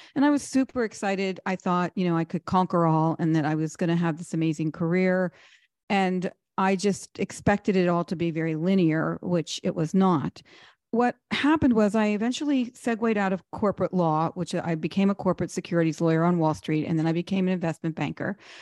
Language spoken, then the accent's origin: English; Pittsburgh, Pennsylvania, United States; moved away as an adult; also born or lived in New York / Washington, D.C.; I come from Pittsburgh, not a lot of money